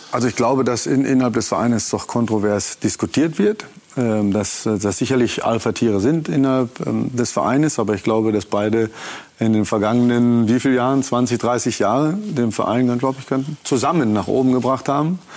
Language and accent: German; Dortmund, North Rhine-Westphalia, Germany; born there; Gebürtiger Dortmund. Ich bin gebürtiger Dortmund.